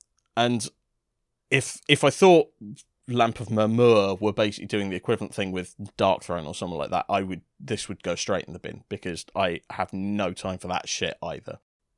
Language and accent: English; London, United Kingdom; because I was actually originally from South London.